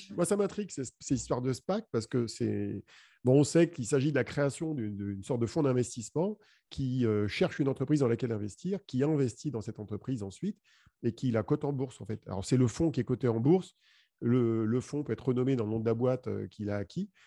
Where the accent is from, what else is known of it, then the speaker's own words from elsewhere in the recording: France; chez nous en France